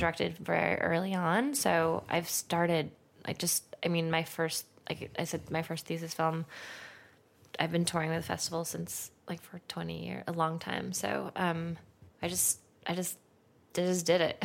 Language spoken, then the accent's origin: English; Santa Monica, California, United States; I'm from Santa Monica